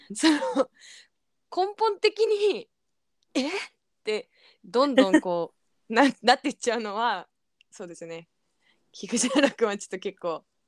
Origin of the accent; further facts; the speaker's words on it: Tokyo, Japan; 東京都生まれです